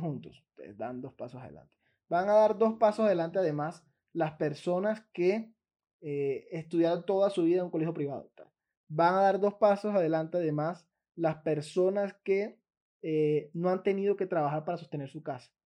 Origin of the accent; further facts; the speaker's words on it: Colombia; Como ciudadano colombiano